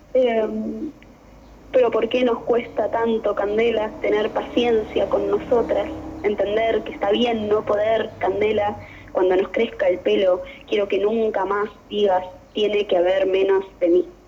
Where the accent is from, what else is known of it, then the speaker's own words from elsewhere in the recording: Temperley, Buenos Aires Province, Argentina; Yo soy de Temberley